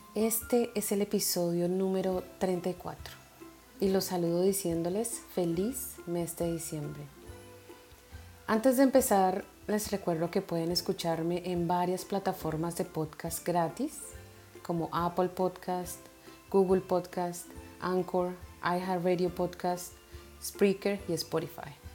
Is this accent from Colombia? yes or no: yes; Colombia; moved away; en Colombia celebramos el Día de las Velitas